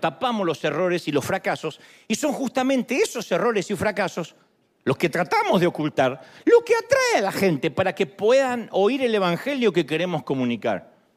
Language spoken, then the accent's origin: Spanish; Argentina; soy argentino, no puedo ser humilde